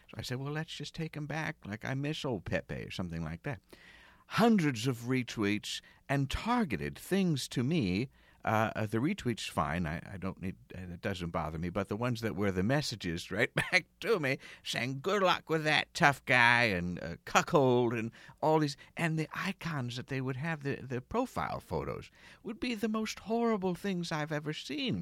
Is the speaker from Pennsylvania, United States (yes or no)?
yes; outside of Philadelphia, Pennsylvania, United States; grew up outside of Philadelphia, and they have a pretty harsh accent